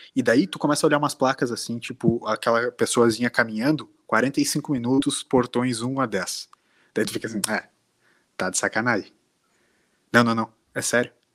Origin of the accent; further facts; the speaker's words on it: Brazil; a gente era brasileiro